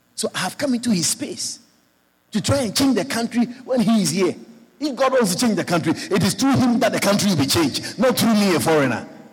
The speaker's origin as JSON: {"language": "English", "town": "Georgetown", "country": "Guyana", "tie": "born or raised there", "moved": "yes", "said": "i born Guyanese, but I live abroad for many years. I come back home for live now"}